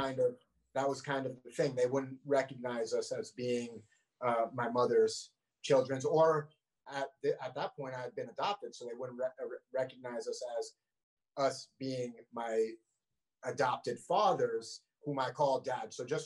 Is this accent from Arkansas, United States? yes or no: no; Vermont, United States; I think we're second. I think Vermont is second whitest